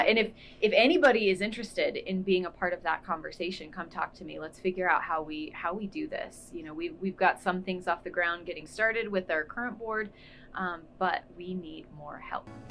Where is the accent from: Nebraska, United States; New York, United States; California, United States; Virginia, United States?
Nebraska, United States; Alliance; also born or lived in Lincoln, Nebraska; I moved here when I was in fifth grade, so I feel like I did all of my growing up here. I did all the important things here, so Alliance is always um, considered my hometown.